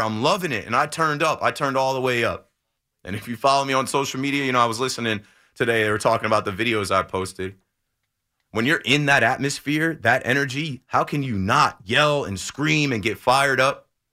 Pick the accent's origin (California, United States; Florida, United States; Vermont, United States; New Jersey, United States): New Jersey, United States; Ocean Township; I'm from about an hour south of here in Ocean Township. And I was a seventh grader, thirteen years old